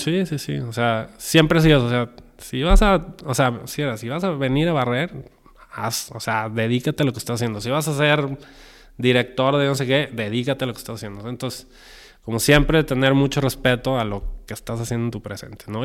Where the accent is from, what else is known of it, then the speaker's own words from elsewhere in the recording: Guadalajara, Jalisco, Mexico; soy de Guadalajara, soy mexicano.